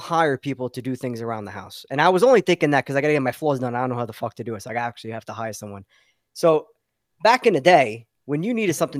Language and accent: English; New York City, New York, United States; moved away as an adult; also born or lived in Middle Village / Glendale / Long Island; now in Florida, United States; we grew up in Ridgewood, Queens. Then we moved to Middle Village and Glendale and Long Island